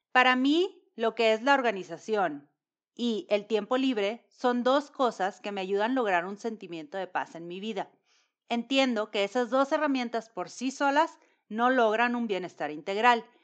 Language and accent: Spanish; Monterrey, Nuevo León, Mexico; mexicana de Monterrey.